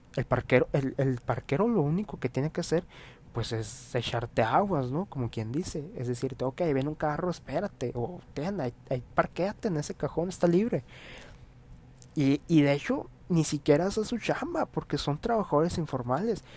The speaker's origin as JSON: {"language": "Spanish", "country": "Mexico", "said": "está ya arraigado a nuestra actitud como mexicanos"}